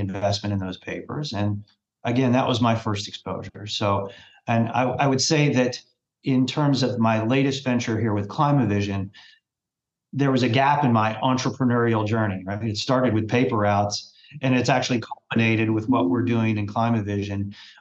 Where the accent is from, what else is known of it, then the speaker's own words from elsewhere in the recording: Lexington, Kentucky, United States; now in Louisville, United States; I grew up in Lexington